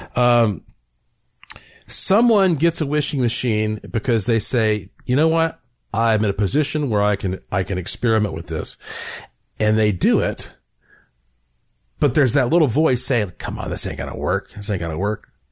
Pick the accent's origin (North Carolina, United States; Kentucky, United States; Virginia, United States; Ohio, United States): North Carolina, United States; I am from North Carolina